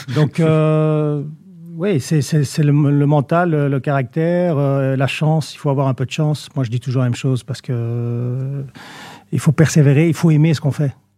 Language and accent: French; Saint-Josse-ten-Noode, Brussels-Capital Region, Belgium; Je suis né en Belgique, évidemment. Mhm. Euh, j'ai vécu... Euh, je suis né à saint -Naute. Je suis citoyen d'honneur de saint -Naute